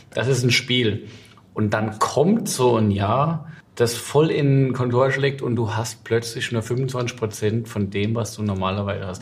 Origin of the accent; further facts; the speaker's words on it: Westhofen, Rhineland-Palatinate, Germany; aus meinem Heimatort Westhofen